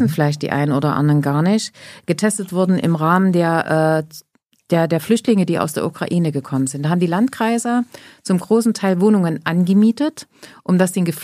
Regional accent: East Germany, Germany; Nee, ich bin ja aus Ostdeutschland.

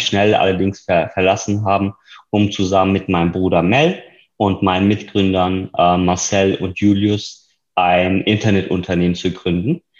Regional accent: near Reutlingen, Baden-Württemberg, Germany; moved away as an adult; now in Berlin, Germany; ich selbst komme aus dem Süden Deutschlands, aus der Nähe von Reutlingen, wo ich geboren bin und studiert habe

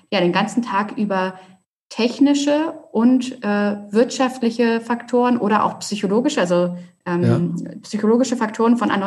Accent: Hamburg, Germany; ich bin eine Hamburger Dern, äh, habe es quasi mhm. nie aus der Stadt rausgeschafft.

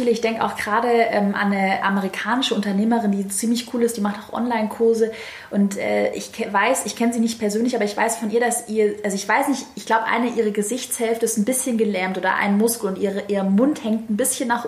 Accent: Baden-Württemberg, Germany; accent: Swabian; Und ich habe einen leicht schwäbischen Dialekt, aber genauso bin ich.

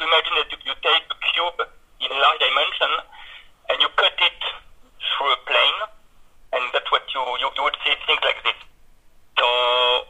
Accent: Bordeaux, Nouvelle-Aquitaine, France; moved away as an adult; now in Lyon, France; I'm from Bordeaux, which is maybe a more famous city in France. And I moved to Lyon for my job, my first job.

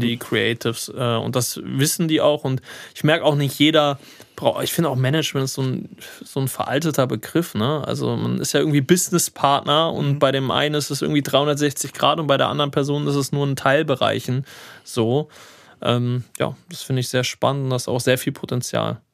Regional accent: Hanover, Lower Saxony, Germany; moved away; in Hannover, meine Heimatstadt

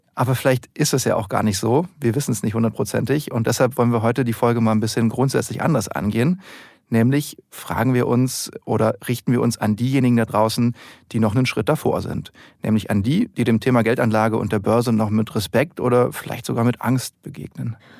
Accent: Germany; dass wir Deutschen an sich sehr risikoscheu sind

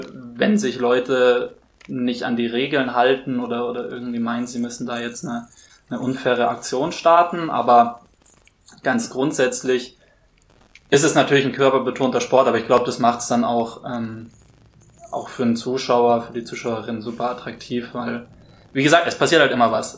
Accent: Würzburg, Bavaria, Germany; moved away; also born or lived in Hamburg; ich bin in Würzburg aufgewachsen

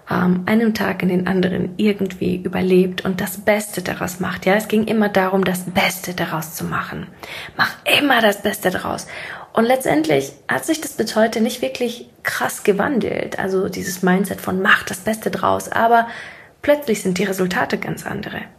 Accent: Siberia, Russia; born there; ich bin sehr, sehr ärmlich aufgewachsen. Ich komme ursprünglich gebürtig aus Sibirien und bin mit einem Alkoholikervater groß geworden.

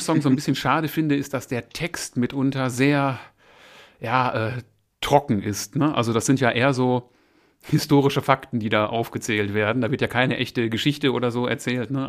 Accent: Essen, North Rhine-Westphalia, Germany; now in Moers, Germany; ich bin oh. in Essen geboren, habe da auch jahrzehntelang gelebt. Mittlerweile residiere ich in Mörs

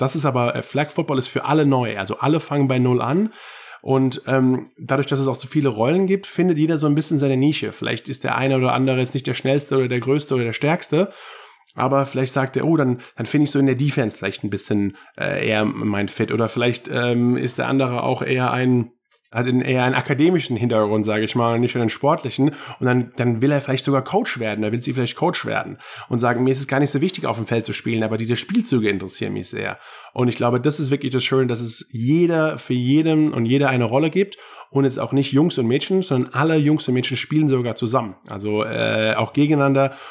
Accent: Germany; in meinem Heimatland Deutschland

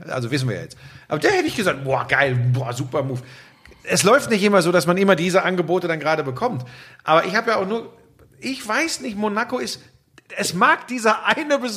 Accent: North Rhine-Westphalia, Germany; da bin ich aber wirklich so vielleicht auch ein Kind des Ruhrgebiets.

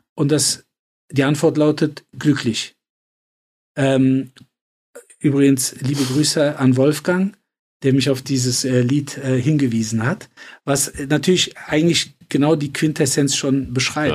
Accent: Cologne, North Rhine-Westphalia, Germany; in äh, Köln-Nippes vor allen Dingen, also wo ich groß geworden bin

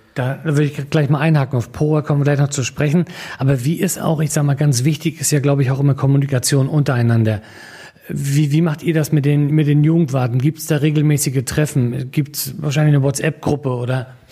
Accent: Rostock, Mecklenburg-Vorpommern, Germany; Ich bin in Rostock groß geworden

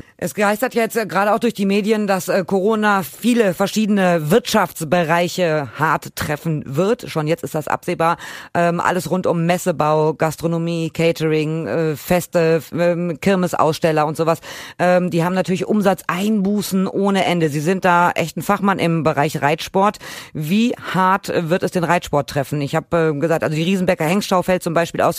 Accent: Germany; Hier bei uns in Deutschland

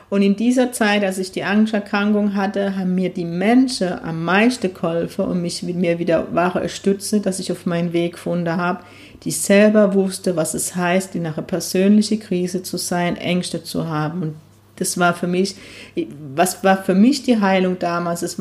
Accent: Zickelhausen, Bavaria, Germany; now in Neckargemünde, Germany; Ich komme aus Zickelhausen, das sagt man Ahoi. Jetzt bin ich in Neckargemünde, sagt man Allah, glaube ich.

